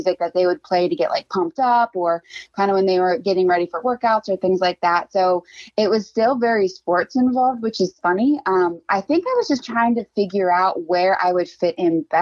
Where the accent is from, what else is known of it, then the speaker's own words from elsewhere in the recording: Westminster, Maryland, United States; I grew up in Carroll County. I'm from Westminster.